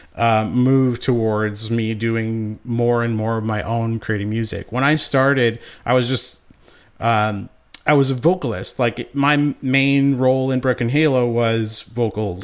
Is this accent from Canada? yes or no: yes; Winnipeg, Manitoba, Canada; born and raised in Winnipeg